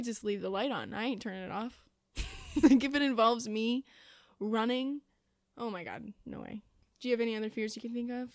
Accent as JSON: {"language": "English", "region": "Illinois", "country": "United States", "moved": "as an adult", "lives_now": "Indiana, United States", "said": "I am from Illinois."}